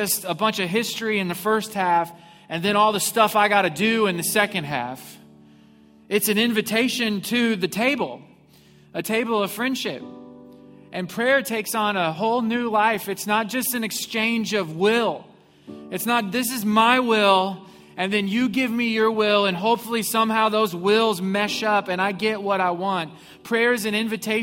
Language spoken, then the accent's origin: English; Missouri, United States; now in Houston, United States; I grew up in Missouri